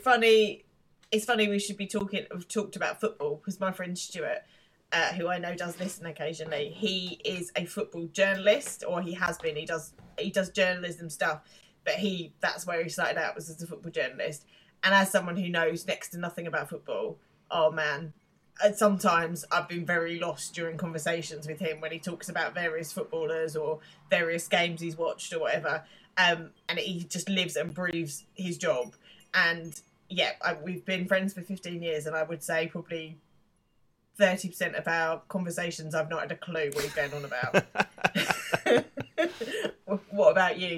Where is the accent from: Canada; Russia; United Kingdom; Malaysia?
United Kingdom; England; being English